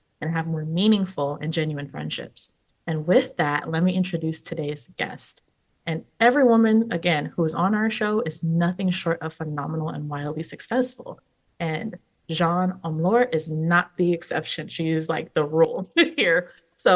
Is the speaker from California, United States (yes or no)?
yes; California, United States; I was born and raised in California